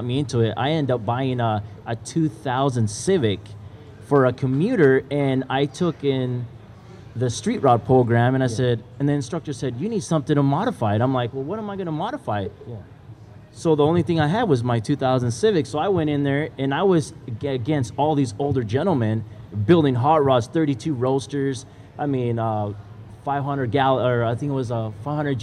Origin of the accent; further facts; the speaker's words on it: Utah, United States; also born or lived in Nicaragua; I came when I was 8 years old from. I'm originally from Nicaragua, so I pretty much was raised in Utah.